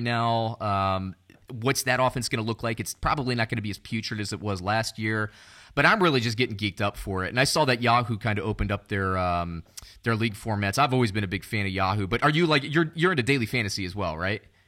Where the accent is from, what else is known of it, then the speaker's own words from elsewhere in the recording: Orlando, Florida, United States; I grew up around Orlando